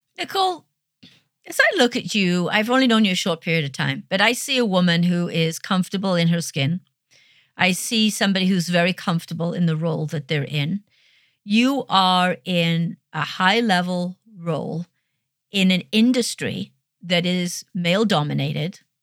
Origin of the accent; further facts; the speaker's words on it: United Kingdom; I'm a Brit